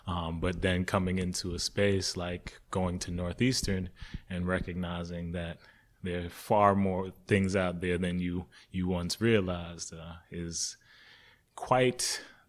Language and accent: English; Jamaica; moved away; Even growing up in Jamaica for the years, I thought we were pretty well off. And then coming here and being on like food stamps initially